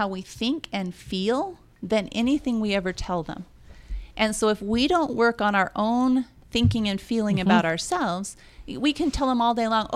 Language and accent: English; Idaho, United States; now in Utah, United States; I grew up in Idaho, and that's a farm country